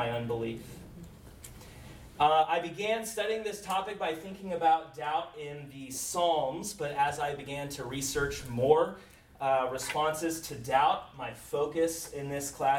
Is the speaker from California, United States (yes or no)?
no; Round Rock, Texas, United States; also born or lived in Oxford, England; I grew up in Round Rock, which is a suburb of Austin